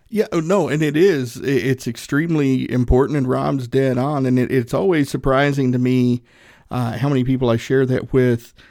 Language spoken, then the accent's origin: English; Northeast Tennessee, United States; I'm from Northeast Tennessee